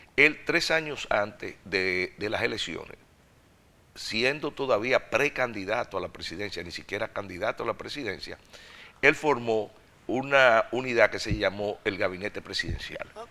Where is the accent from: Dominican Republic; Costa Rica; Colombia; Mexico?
Dominican Republic; viajando a torneos internacionales, representando el país